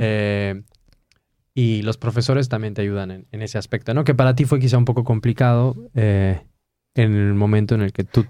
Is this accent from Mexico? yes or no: yes; Mexico; now in Poland; como decimos en México